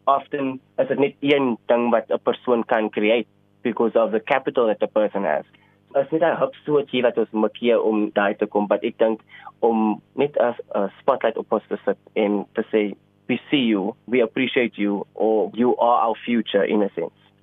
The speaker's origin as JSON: {"language": "Afrikaans", "town": "Cape Town", "region": "Western Cape", "country": "South Africa", "tie": "born or raised there", "said": "Ek is oorspronklik van Elsloo se rivier te range opgegroei met 'n single parent"}